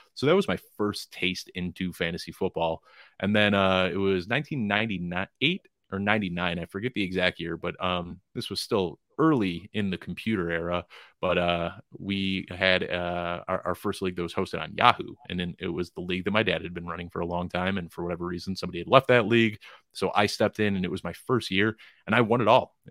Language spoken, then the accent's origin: English; Chicago, Illinois, United States; moved away as an adult; now in Colorado, United States; I'm from Chicago originally, but I live out in Colorado now